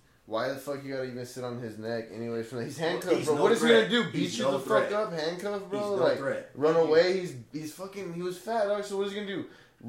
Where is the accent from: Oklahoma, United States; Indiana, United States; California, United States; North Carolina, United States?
California, United States; Blythe; now in the Valley; I grew up in Blythe, and I don't know if you know Blythe, but it's a small little town.